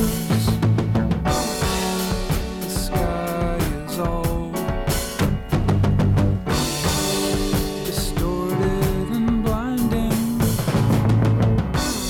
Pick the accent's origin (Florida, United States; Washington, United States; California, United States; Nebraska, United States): Washington, United States; Washington, my home state